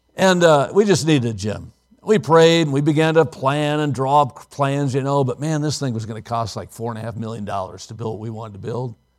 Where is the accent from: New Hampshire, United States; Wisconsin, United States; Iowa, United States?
Wisconsin, United States; Watertown; Maranatha was a Bible college in my hometown